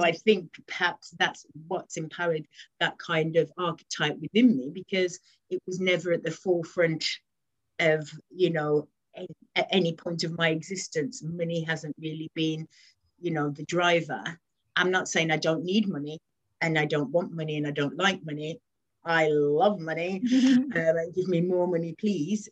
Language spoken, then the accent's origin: English; West Midlands, United Kingdom; now in London, United Kingdom; I currently live in London, but I'm from originally from the West Midlands